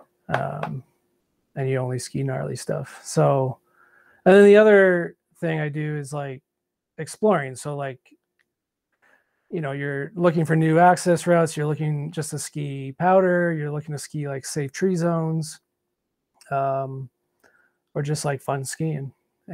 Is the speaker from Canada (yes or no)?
yes; Canada; also born or lived in Quebec / Ontario; I grew up skiing bush in Quebec and Ontario